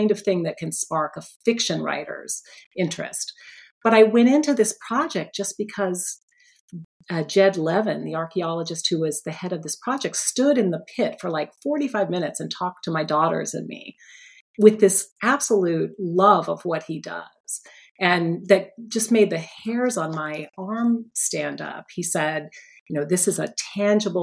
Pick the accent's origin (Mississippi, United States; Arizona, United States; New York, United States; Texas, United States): Arizona, United States; Phoenix; now in Philadelphia, United States; Phoenix, my hometown.